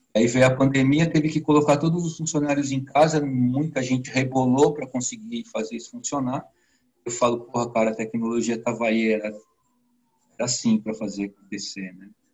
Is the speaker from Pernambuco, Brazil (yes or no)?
no; São Paulo, Brazil; also born or lived in Cotia; eu sou de São Paulo, onde eu moro no município da Grande São Paulo chamado Cotia